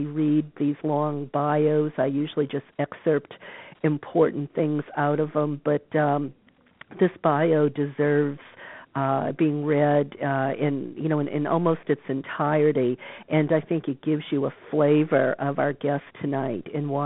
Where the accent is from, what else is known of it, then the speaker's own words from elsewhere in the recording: New Orleans, Louisiana, United States; moved away; my hometown of New Orleans